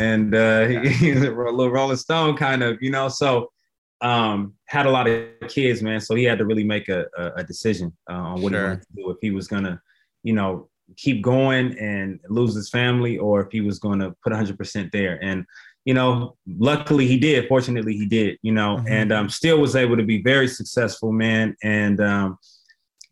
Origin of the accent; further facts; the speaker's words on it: Oakland, California, United States; East Oakland, to be exact